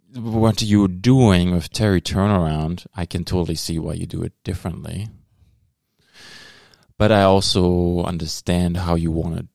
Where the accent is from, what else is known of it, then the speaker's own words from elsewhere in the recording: Germany; accent: German; moved away; That's my German accent.